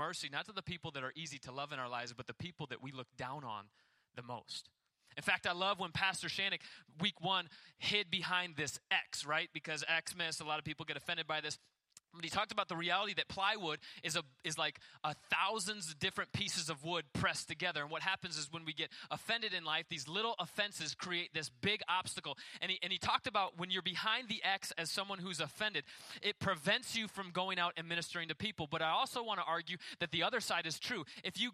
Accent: United States; as an American.

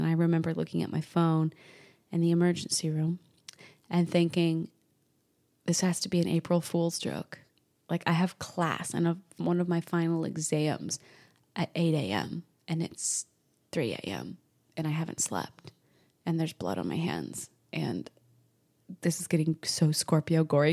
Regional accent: Salem, Massachusetts, United States; I grew up in New England, Salem, Massachusetts

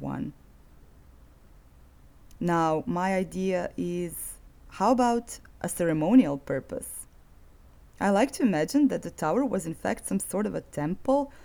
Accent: Zagreb, City of Zagreb, Croatia; my hometown of Zagreb

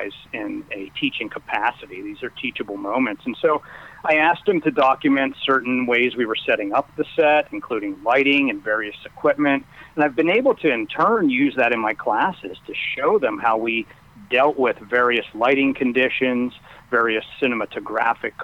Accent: Pennsylvania, United States; moved away as an adult; I'm originally from Pennsylvania

